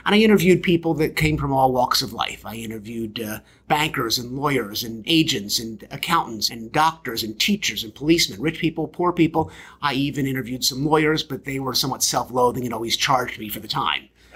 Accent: Baltimore, Maryland, United States; I grew up in Baltimore, Maryland, the Believe City

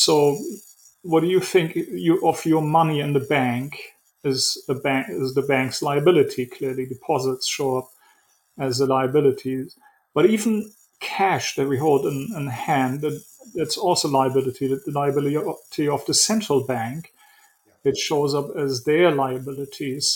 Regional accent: Germany; moved away as an adult; also born or lived in Switzerland; now in New York City, United States; I was born and raised in Germany, then moved to Switzerland, and in 1999 moved to the US, New York City

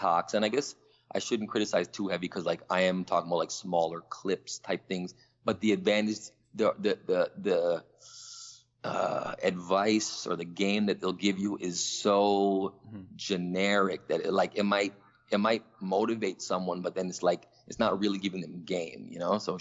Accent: Toronto, Ontario, Canada; moved away as an adult; also born or lived in New York / Atlanta; I growing up in Toronto, which is it's the main city in Canada

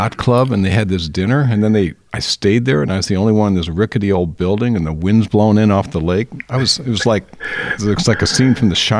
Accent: near Chicago, Illinois, United States; moved away; I grew up in near Chicago.

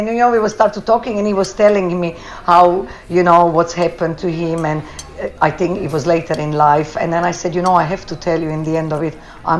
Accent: Essex, East of England, United Kingdom; Not only that, I'm an Essex girl. I'm undercover blondie from Essex.

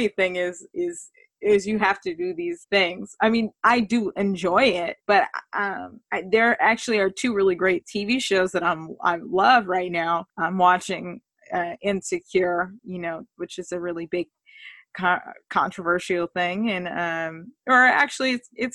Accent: California, United States; I grew up in California

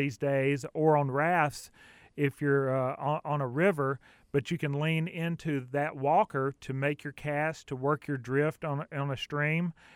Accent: Southern US, United States; accent: Southern; my Southern accent

